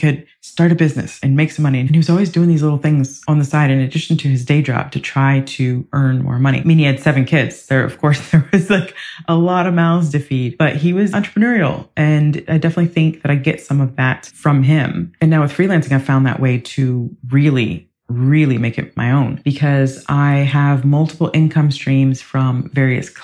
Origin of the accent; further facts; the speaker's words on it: Ohio, United States; also born or lived in Ireland; now in England; I grew up in Ohio in the US